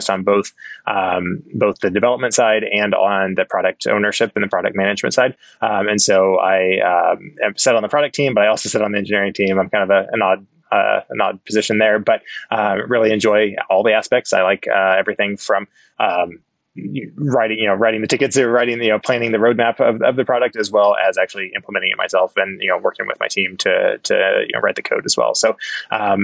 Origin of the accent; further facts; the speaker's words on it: El Dorado Springs, Missouri, United States; I'm from a real small town, El Dorado Springs, Missouri, which is about an hour and a half south of Kansas City. It's on the, southwestern corner of Missouri